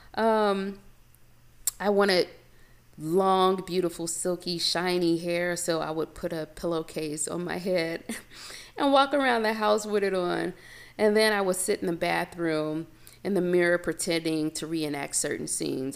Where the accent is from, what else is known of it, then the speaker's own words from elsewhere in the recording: Chicago, Illinois, United States; now in Los Angeles, United States; I was born and raised in Chicago. And when anyone asks me where I'm from, I automatically say the South Side